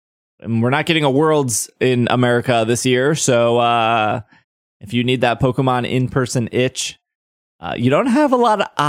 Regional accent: Miami, Florida, United States; there's a regionals in Daytona Beach. I'm from Miami. Should I drive out there?

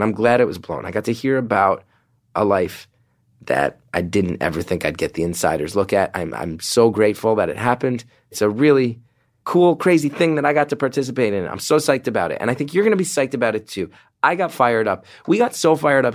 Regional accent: New Jersey, United States; Jersey, my hometown.

